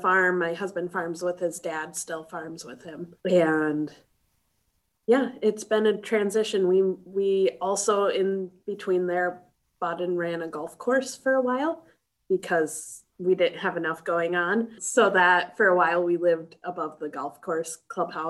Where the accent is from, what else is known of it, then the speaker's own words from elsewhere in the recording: Twin Cities, Minnesota, United States; moved away as an adult; also born or lived in Fargo, North Dakota; I grew up near the Twin Cities, Minnesota, just in the suburb outside the Twin Cities